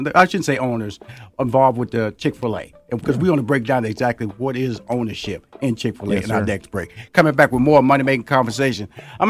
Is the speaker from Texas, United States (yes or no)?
yes; Houston, Texas, United States; born or raised there